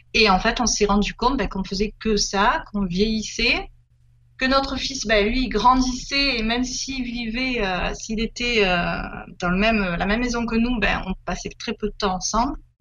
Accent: Marseille region, Provence-Alpes-Côte d'Azur, France; moved away as an adult; also born or lived in Var; on est originaire euh, du sud de la France, hein, de la région marseillaise, mais en fait, on a vécu pendant beaucoup d'années dans, le Var

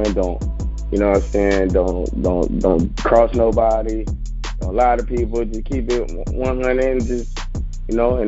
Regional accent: Jacksonville, Florida, United States; I'm from Jacksonville

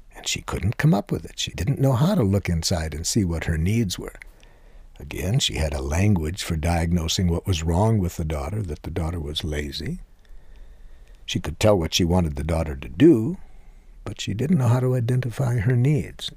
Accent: Detroit, Michigan, United States; the language that I was educated to speak growing up in Detroit

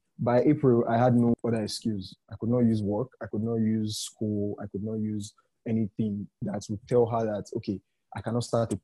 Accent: Nigeria; as a Nigerian podcaster

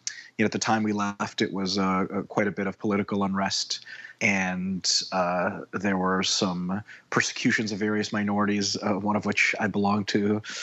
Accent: Detroit, Michigan, United States; also born or lived in Moscow, Russia; I was born in Moscow, Russia in 1984, and my family moved to the United States, to Detroit, Michigan, in 1991. So I was there for 7 years.

